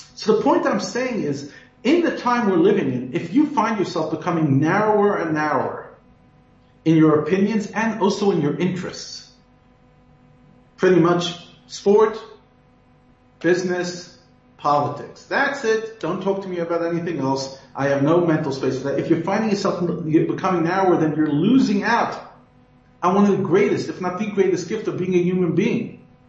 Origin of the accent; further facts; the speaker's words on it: United States; moved away as an adult; now in South Africa; although American by birth, I'm South African by choice. And I consider one of the greatest gifts of Hashem to me and my family is to be able to already be living here for 11 years